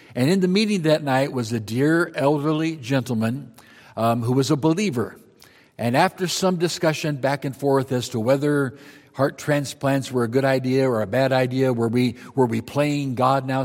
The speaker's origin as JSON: {"language": "English", "town": "Marshalltown", "region": "Iowa", "country": "United States", "tie": "born or raised there", "said": "I grew up in Iowa"}